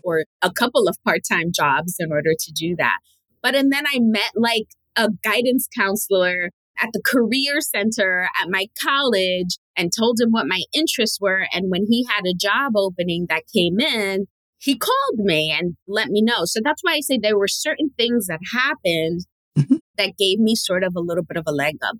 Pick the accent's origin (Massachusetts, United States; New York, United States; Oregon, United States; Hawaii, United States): New York, United States; New York City; I am born and raised in New York City and actually raised in the poorest borough in New York City, which is the Bronx